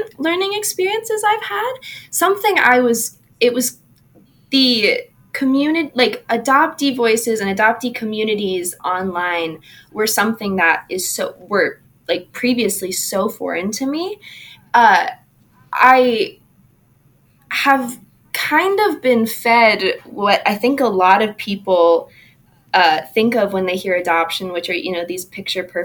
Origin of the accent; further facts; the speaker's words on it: Southeast Wisconsin, United States; moved away as an adult; now in Des Moines, United States; I grew up in Wisconsin, Southeast Wisconsin